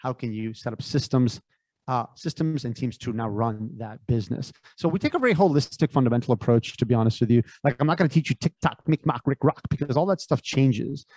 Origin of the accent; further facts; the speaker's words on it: Connecticut, United States; also born or lived in San Francisco Bay Area; I grew up in Connecticut.